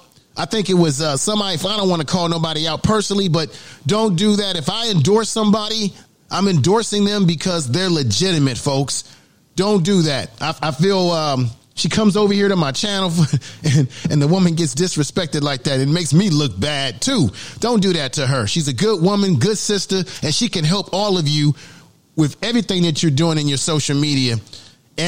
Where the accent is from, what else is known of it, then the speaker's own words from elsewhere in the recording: Bay Area, California, United States; also born or lived in Baltimore, Maryland; in the Bay Area, you know, where I'm from, you know, I was born in Baltimore, but I grew up most of my time in the Bay Area